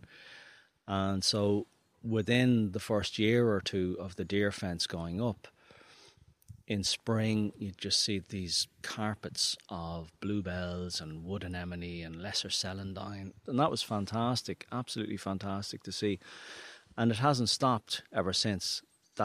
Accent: Dublin, Leinster, Ireland; moved away as an adult; now in Beara Peninsula, Ireland; I'm from Dublin originally, but I've been living here in the Bear Peninsula for 12 years now

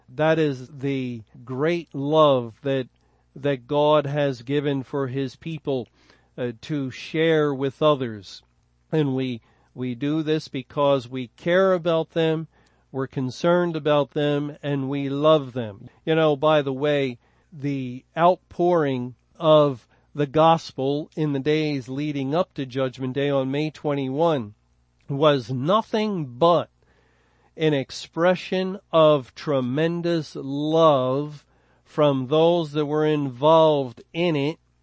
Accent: Philadelphia, Pennsylvania, United States; I was born in Philadelphia

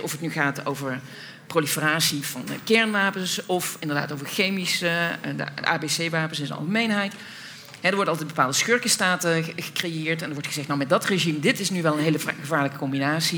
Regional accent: Netherlands; als Nederlanders

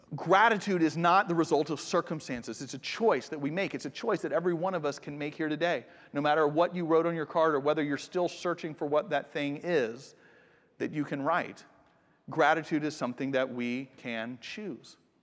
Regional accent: United States; also born or lived in Japan; I'm from America

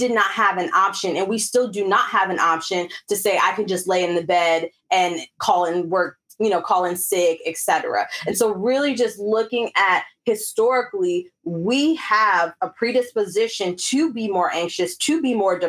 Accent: Alpharetta, Georgia, United States; also born or lived in the North; now in California, United States; growing up in Alpharetta

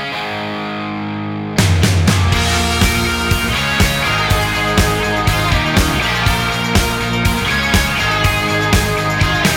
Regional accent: the South, United States; I'm from the South

